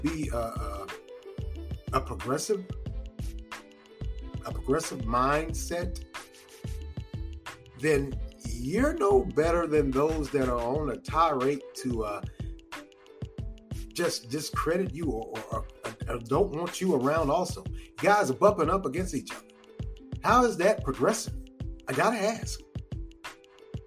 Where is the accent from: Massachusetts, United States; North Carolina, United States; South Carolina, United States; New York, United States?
North Carolina, United States; I'm from North Carolina.